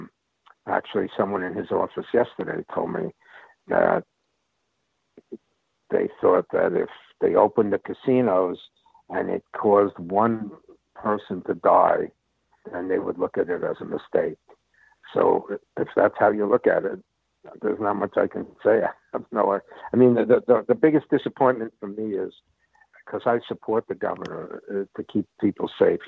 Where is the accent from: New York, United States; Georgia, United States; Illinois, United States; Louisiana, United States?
New York, United States; Long Island; when I was growing up on Long Island